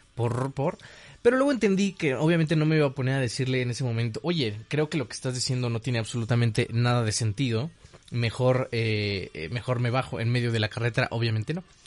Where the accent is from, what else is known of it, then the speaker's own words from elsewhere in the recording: Mexico; yo soy mexicano